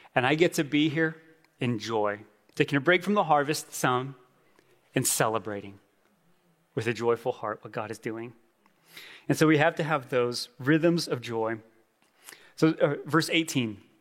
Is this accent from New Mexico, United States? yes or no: yes; Gallup, New Mexico, United States; moved away; My wife and I went home to my hometown Gallup